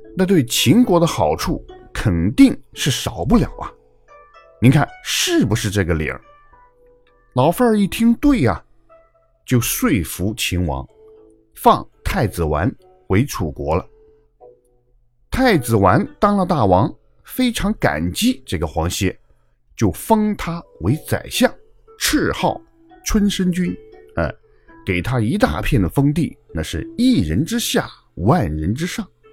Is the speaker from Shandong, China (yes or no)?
no; Huangchuan, Henan, China; 我的出生地。我跟黄歇那可是老乡啊